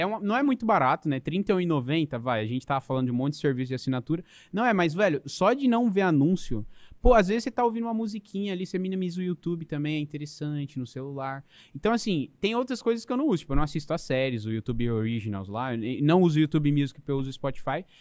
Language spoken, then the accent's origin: Portuguese; São Paulo, Brazil; moved away as an adult; also born or lived in Portugal; Eu sou, eu sou de São Paulo